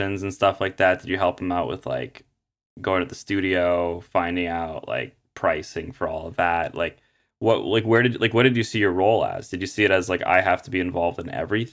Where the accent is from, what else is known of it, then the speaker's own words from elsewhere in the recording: Montreal, Quebec, Canada; I'm from Montreal, Quebec